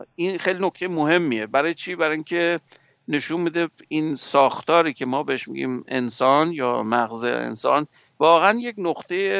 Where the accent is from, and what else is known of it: Iran; moved away